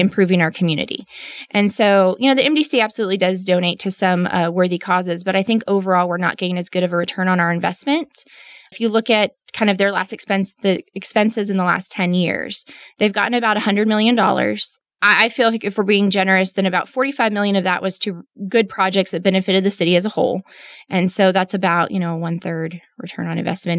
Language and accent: English; Midland, Texas, United States; also born or lived in Austin; born and raised in Midland